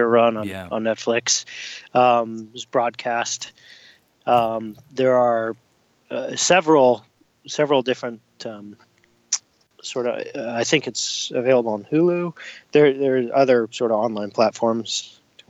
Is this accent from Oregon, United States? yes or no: yes; Portland, Oregon, United States; it's here in my hometown